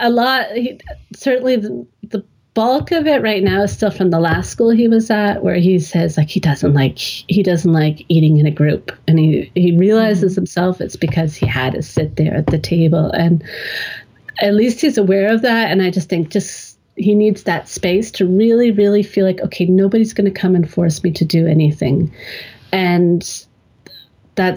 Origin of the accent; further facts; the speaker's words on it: Canada; now in Germany; I grew up in Canada